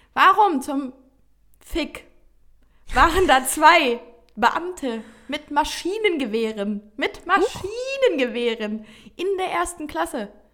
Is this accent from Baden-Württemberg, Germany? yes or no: yes; Offenburg, Baden-Württemberg, Germany; now in Cologne, Germany; ich bin gestern Abend wieder zurück in meine Heimat gefahren